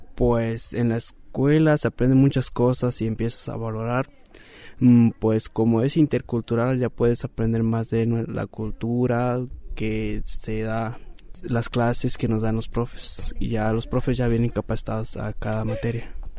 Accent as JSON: {"language": "Spanish", "town": "Ocota de la Sierra", "region": "Jalisco", "country": "Mexico", "tie": "born or raised there", "said": "soy originario de Ocoto de la Sierra, municipio de Mezquití, Jalisco."}